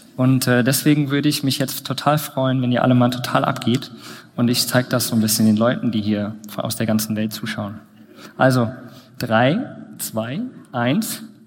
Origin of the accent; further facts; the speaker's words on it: Plauen, Saxony, Germany; Ich bin übrigens auch hier, naja, mehr oder weniger in der Nähe geboren, in Plauen, was nicht ganz so weit weg ist.